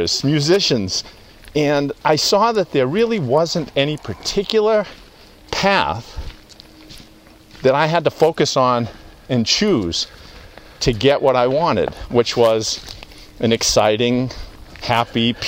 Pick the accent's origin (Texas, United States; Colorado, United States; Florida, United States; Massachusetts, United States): Massachusetts, United States; outside of Boston; born or raised there; also born or lived in Louisiana